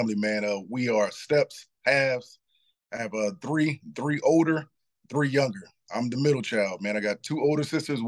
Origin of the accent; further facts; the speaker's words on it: Morrow, Georgia, United States; I'm from Clayton County, Morrow, Rex Road, Backwood, Maddox Road, Southside